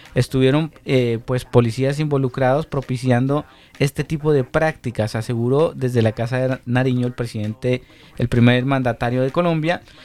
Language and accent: Spanish; Chile